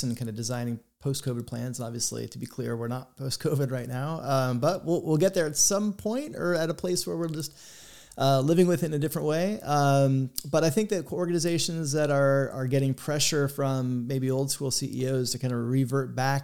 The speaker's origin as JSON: {"language": "English", "region": "Florida", "country": "United States", "tie": "born or raised there", "said": "I grew up in Florida"}